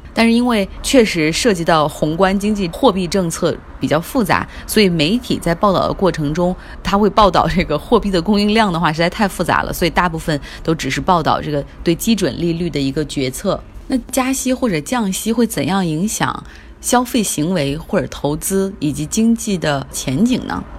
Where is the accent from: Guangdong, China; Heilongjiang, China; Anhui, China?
Heilongjiang, China; Harbin; moved away as an adult; now in Beijing, China; 跟我在我的家乡哈尔滨生活的时间可能差不多